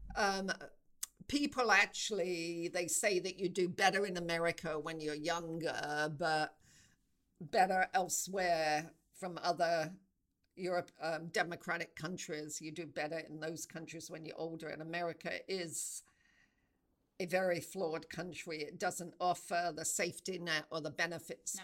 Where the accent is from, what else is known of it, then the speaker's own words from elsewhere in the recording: England, United Kingdom; moved away as an adult; also born or lived in South Africa; I knew i wanted to move out of england that felt too too small for me